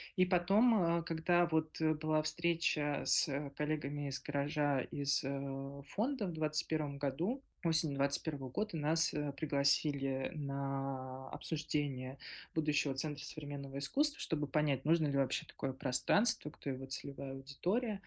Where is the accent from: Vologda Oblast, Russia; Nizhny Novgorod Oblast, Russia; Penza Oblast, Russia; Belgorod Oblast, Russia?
Belgorod Oblast, Russia; Stary Oskol; как э, коренной старооскольницы